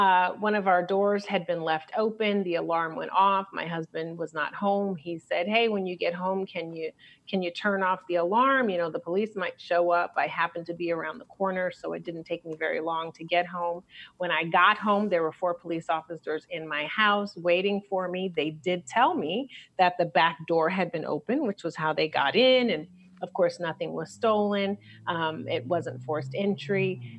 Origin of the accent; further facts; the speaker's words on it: Brooklyn, New York, United States; also born or lived in Chicago; now in California, United States; I was born in Chicago and then I lived in New York because my mother is an actress. And so she moved us to Brooklyn before it was hip to try to make it in the business.